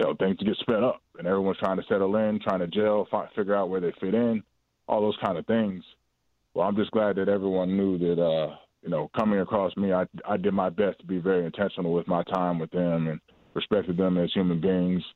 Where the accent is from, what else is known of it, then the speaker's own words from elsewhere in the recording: Atlanta, Georgia, United States; moved away as an adult; now in Chicago, United States; my hometown in Atlanta